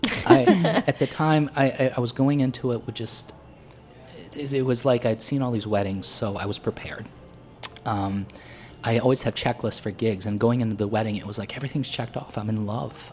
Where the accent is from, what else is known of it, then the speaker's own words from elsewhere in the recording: Potter County, Pennsylvania, United States; moved away; it reflected where I grew up in Pennsylvania, which was very rural